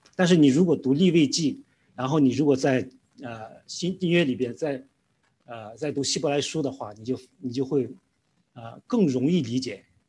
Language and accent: Chinese; Weifang, Shandong, China; moved away as an adult; also born or lived in Qingdao; 我是来自山东青岛的，啊，然后我的父母呢，就是我从小长大的地方是在潍坊